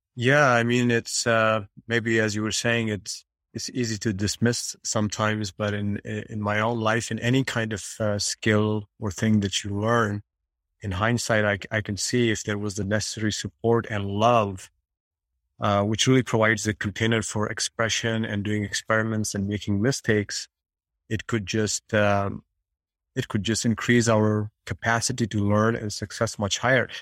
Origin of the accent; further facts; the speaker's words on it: India; moved away; I have a background, you know, I'm coming from India, and we have a very strong template to become a doctor and engineer. That's what parents want, the Indian parents want